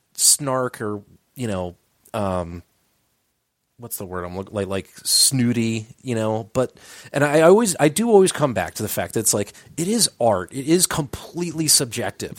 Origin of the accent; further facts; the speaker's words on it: Delaware County, Pennsylvania, United States; we grew up in Delco, so, like, it was very easy for us to just go walk to all of our friends' houses